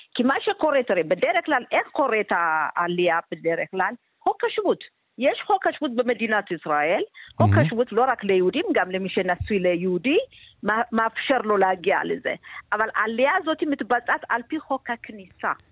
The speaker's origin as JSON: {"language": "Hebrew", "town": "Gondar", "region": "Amhara", "country": "Ethiopia", "tie": "born or raised there", "moved": "yes", "lives_now": "Israel", "said": "אני ילידת עיר עצמה בגונדר"}